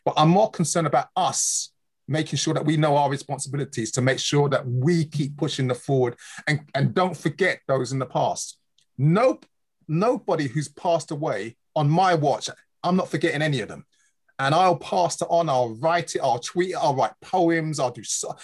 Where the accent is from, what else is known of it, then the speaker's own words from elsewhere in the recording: London, United Kingdom; In London. Here, London, Hackney. I was born in the UK